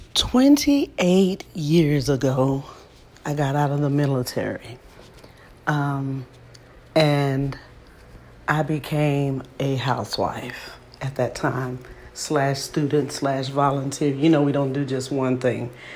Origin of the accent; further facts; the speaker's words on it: Texas, United States; I'm from Texas